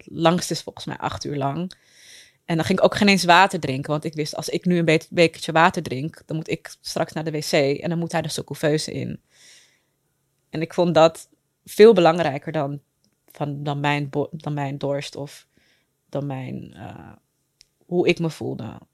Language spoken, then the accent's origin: Dutch; Amsterdam, North Holland, Netherlands; Ik ben geboren en getogen in Amsterdam